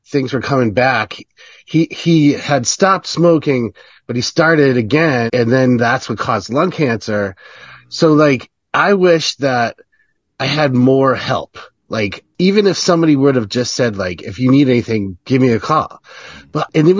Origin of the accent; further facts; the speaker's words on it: Connecticut, United States; I'm from Connecticut in a small town, not the rich part, but the dumb part.